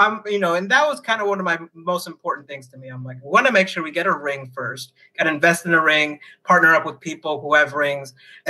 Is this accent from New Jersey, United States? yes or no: no; Phoenix, Arizona, United States; moved away as an adult; now in China; I'm from Phoenix, Arizona.